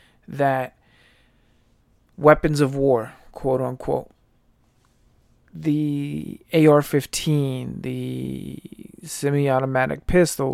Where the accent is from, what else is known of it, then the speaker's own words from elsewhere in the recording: United States; they are part of my rights as an American citizen.